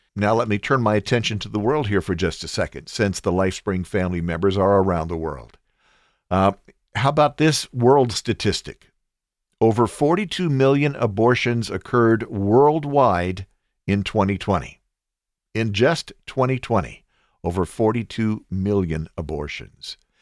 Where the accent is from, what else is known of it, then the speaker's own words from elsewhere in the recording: United States; I am an American